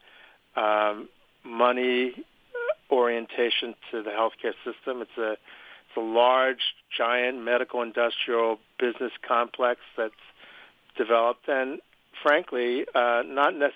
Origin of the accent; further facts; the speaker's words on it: Philadelphia, Pennsylvania, United States; I'm from Philadelphia, Pennsylvania